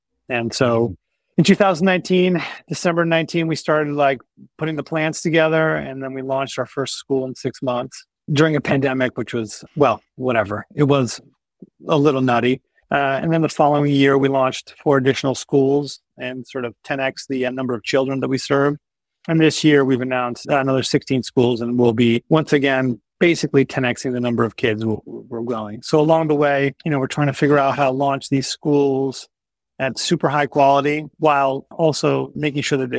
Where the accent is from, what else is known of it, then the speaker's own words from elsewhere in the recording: Lisbon, Portugal; now in United States; I was born and raised in Lisbon in Portugal. And then I moved to the U.S. because my parents became diplomats for Portugal. So we traveled around the world.